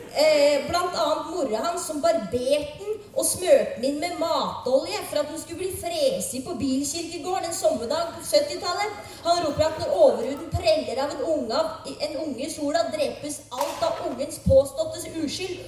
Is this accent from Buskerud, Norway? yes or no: yes; Drammen, Buskerud, Norway; jeg er fra Drammen